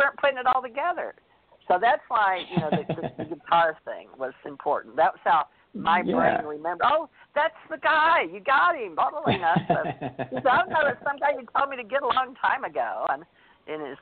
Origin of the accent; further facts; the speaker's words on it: the South, United States; moved away as an adult; also born or lived in Hawaii / New Orleans; I was raised in the South